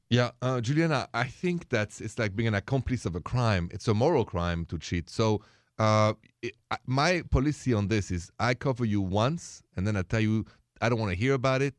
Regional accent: France; moved away; I come from France

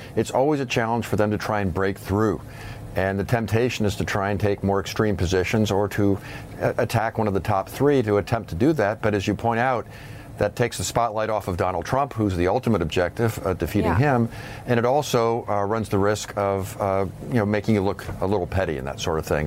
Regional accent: Indiana, United States; my home state

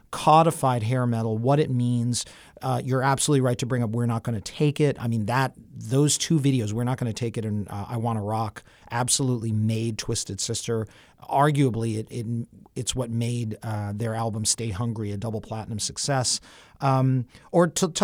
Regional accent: New York City, New York, United States; growing up in New York City

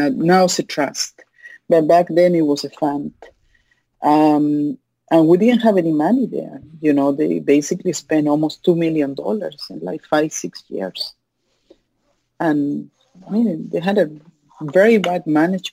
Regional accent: Chile; English is a second language; moved away as an adult; also born or lived in Miami, United States; now in United States; I was born in Chile.

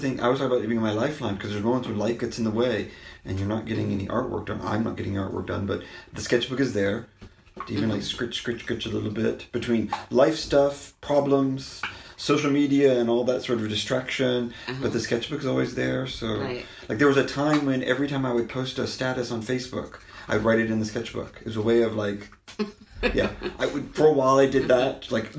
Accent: Arkansas, United States; also born or lived in Germany; Well, I'm from Arkansas. Right, my family's from Arkansas, but I grew up on a military basis because my dad was in the military. So my first memories are of Germany.

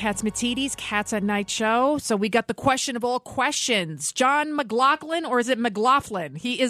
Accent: Bronx, New York, United States; I'm from the Bronx, but you got to agree with the boss.

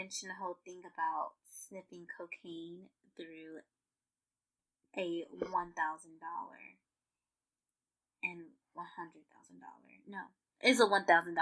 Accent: United States; We're from the United States of America

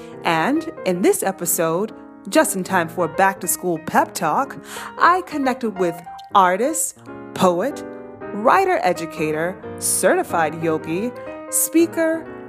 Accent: Baton Rouge, Louisiana, United States; moved away; To my birthplace, my hometown, my city, people, loves, and family.

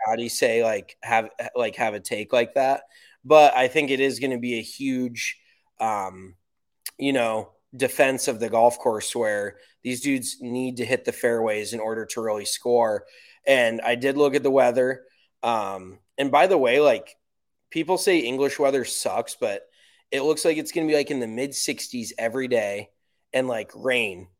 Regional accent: United States; I'm American

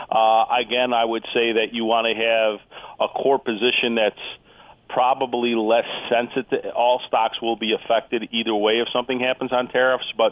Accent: Chicago, Illinois, United States; Well, I grew up right near Wrigley Field, but I was raised right, so I'm a White Sox fan.

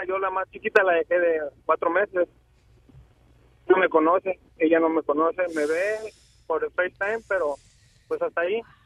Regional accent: Michoacán, Mexico; moved away as an adult; now in Phoenix, United States; yo vengo del estado de Michoacán. Hace poco, relativamente, que llegué aquí

